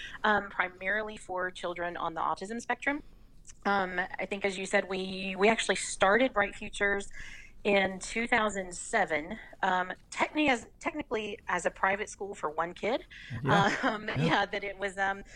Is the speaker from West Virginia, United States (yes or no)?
yes; Southern West Virginia, United States; also born or lived in Barboursville, West Virginia / Wyoming County, West Virginia / Mercer County, West Virginia / Raleigh County, West Virginia; I'm from Southern West Virginia